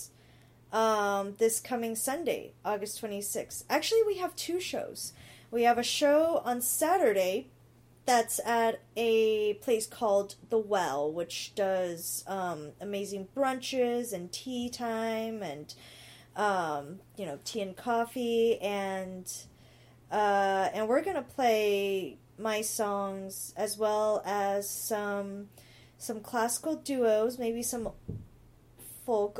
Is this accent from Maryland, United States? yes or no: no; Bay Area, California, United States; Mostly the Bay, but I've lived other places as well